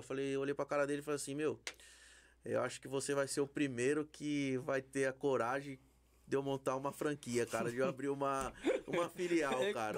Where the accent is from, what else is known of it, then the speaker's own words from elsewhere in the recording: Brazil; A gente é brasileiro